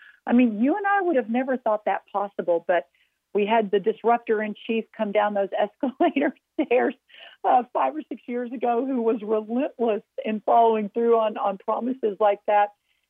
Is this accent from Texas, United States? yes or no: yes; Texas, United States; born or raised there